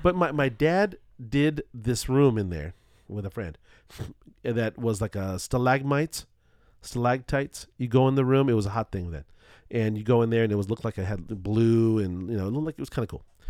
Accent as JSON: {"language": "English", "town": "Culver City", "region": "California", "country": "United States", "tie": "born or raised there", "said": "growing up in Culver City"}